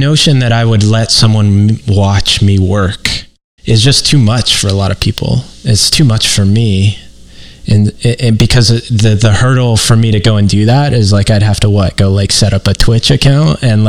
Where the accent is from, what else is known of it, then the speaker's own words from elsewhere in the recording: Midwest, United States; yes, I'm from the Midwest. Yes, I have Midwestern guilt.